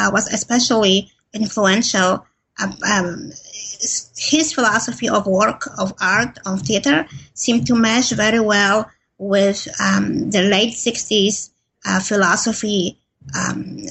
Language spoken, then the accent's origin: English; Poland; moved away as an adult; now in United States; I grew up in Poland, and I moved to the U.S. when I was in my early 20s.